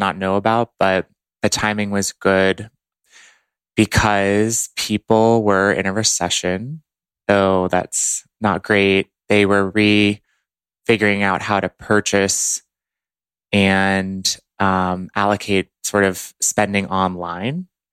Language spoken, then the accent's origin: English; Dallas, Texas, United States; moved away as an adult; also born or lived in Boston, Massachusetts; now in Los Angeles, United States; I grew up in Dallas, Texas